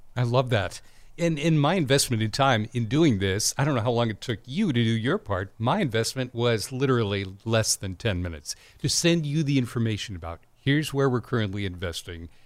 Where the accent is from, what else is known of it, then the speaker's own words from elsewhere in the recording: Denver, Colorado, United States; also born or lived in Iowa; now in California, United States; I was born in Denver, right, and went to college in Iowa, and then my parents moved to California